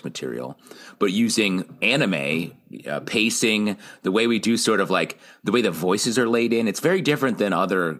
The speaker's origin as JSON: {"language": "English", "area": "on the Canadian border", "region": "New York", "country": "United States", "tie": "born or raised there", "said": "I grew up on the Canadian border in New York State"}